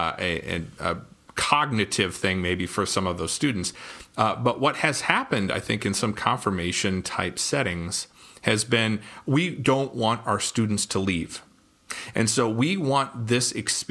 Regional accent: North Dakota, United States; I grew up in North Dakota

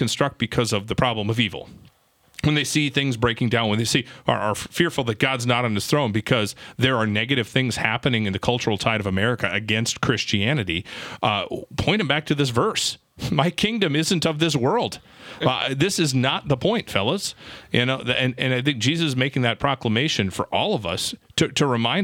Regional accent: Minnesota, United States; I'm from Minnesota

